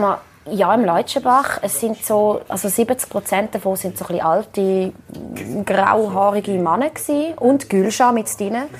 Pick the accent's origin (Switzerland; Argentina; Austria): Switzerland; meiner Heimat, also Riechlingen, ist ein Ort, wo also einem fast die Augen schmelzen, so schön ist es. Also ich bin 20 Meter vom Rhein aufgewachsen